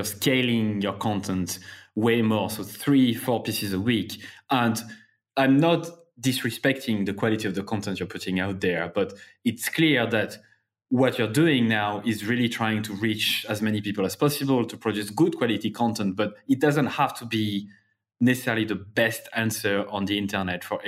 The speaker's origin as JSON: {"language": "English", "town": "Clermont-Ferrand", "region": "Auvergne-Rhône-Alpes", "country": "France", "said": "I'm from Clermont-Ferrand in France, Clermont."}